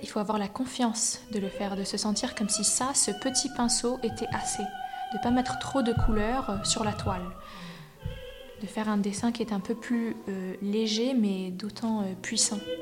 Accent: United States; moved away as an adult; also born or lived in New York / Miami / San Francisco / Berlin; now in Zurich, Switzerland; Je suis née aux US à New York. Euh, j'ai grandi aux US entre New York, Miami

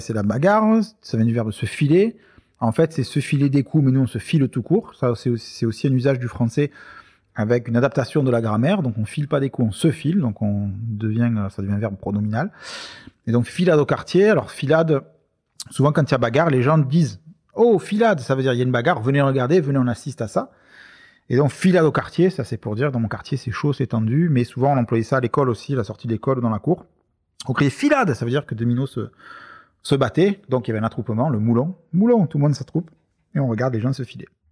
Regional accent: Marseille, Provence-Alpes-Côte d'Azur, France; on est Marseillais

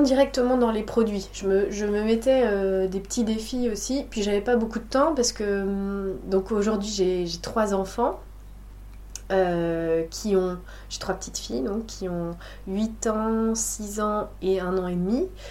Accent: La Rochelle, Nouvelle-Aquitaine, France; moved away as an adult; now in Bordeaux, France; je suis euh, originaire de La Rochelle. J'ai grandi à La ah. Rochelle

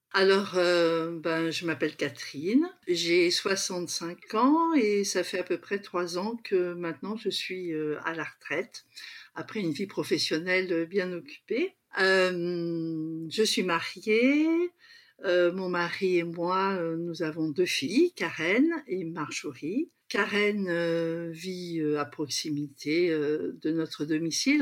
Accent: Paris region, Île-de-France, France; born or raised there; moved away as an adult; also born or lived in Douala, Cameroon; now in La Ciotat, France

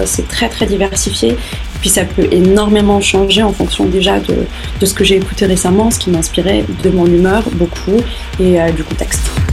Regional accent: Rabat, Rabat-Salé-Kénitra, Morocco; j'ai grandi au Maroc

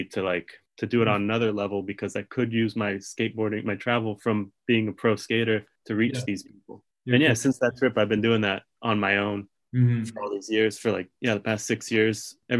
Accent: California, United States; knowing the world I've been living in for so long of like everyone has a skateboard growing up in California

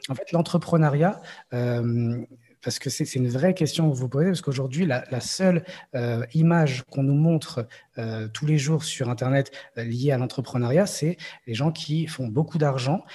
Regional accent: Morocco; je suis marocain

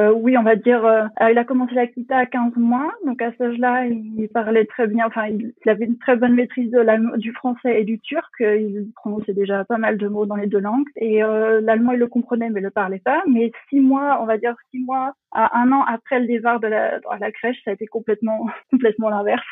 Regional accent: France; moved away as an adult; also born or lived in Berlin, Germany; now in Potsdam, Germany; Je suis née en France, j'ai grandi en France

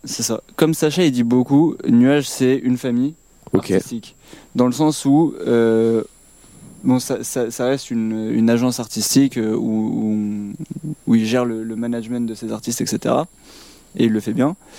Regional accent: Paris, Île-de-France, France; nous, on est jeunes, on vient de Paris

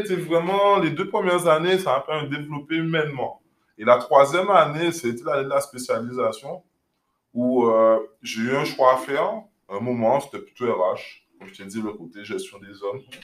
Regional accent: Guadeloupe; moved away as an adult; also born or lived in Paris; J'ai grandi en Guadeloupe

